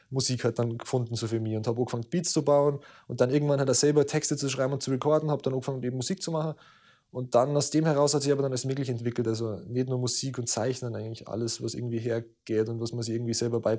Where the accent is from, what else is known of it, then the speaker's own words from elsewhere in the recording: Southern Germany, Germany; ich komme aus Mellig. Ähm, das ist ein kleines Kaff am Arsch der Welt, ähm, am unteren Ende von Deutschland.